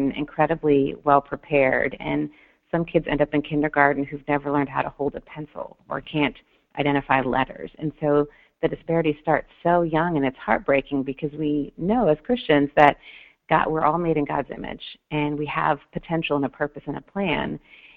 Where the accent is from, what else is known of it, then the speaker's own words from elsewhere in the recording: Detroit, Michigan, United States; I grew up in Detroit, Michigan